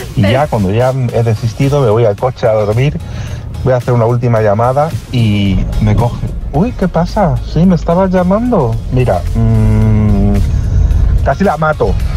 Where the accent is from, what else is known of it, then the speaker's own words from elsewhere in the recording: Móstoles, Community of Madrid, Spain; Yo soy de Móstoles, o sea, no he hecho ocho cosas en Móstoles en 40 años que tengo.